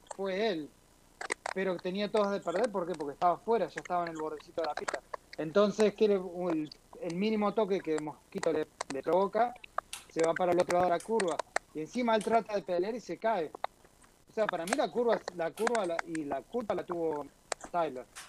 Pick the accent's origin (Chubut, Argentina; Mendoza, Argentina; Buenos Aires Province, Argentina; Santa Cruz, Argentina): Chubut, Argentina; Comodoro Rivadavia; moved away; also born or lived in Neuquén, Argentina; Empecé en el 87 en, Comodoro Rivadavia, donde yo nací, en el sur de Argentina